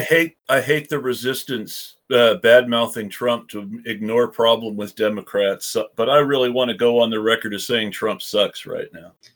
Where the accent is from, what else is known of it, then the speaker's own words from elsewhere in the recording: Oregon, United States; my home state of oregon